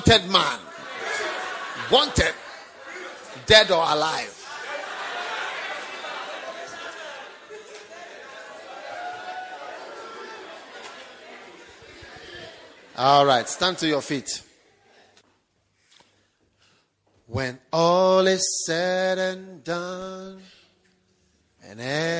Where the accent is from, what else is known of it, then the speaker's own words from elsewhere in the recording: Ghana; moved away as an adult; now in London, United Kingdom; But as soon as I was born, I was taken to Ghana. And I've been there all my life.